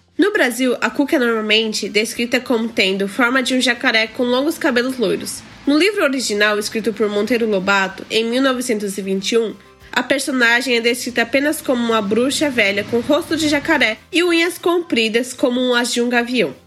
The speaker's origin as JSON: {"language": "Portuguese", "country": "Japan", "tie": "born or raised there", "also_born_or_lived": "Brazil", "said": "nasci no Japão e sempre estudei na escola japonesa"}